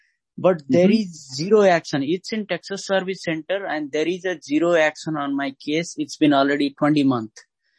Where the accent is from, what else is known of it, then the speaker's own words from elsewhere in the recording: Nepal; now in United States; Actually, I am from Nepal.